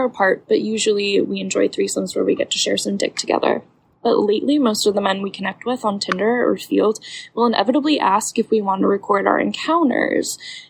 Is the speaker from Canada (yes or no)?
no; Midwest, United States; Hey, Dan, I'm from the Midwest